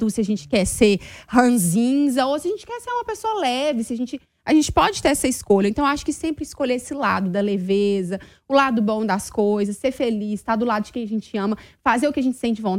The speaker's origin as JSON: {"language": "Portuguese", "region": "Minas Gerais", "country": "Brazil", "said": "Eu bem sou mineira faladeira."}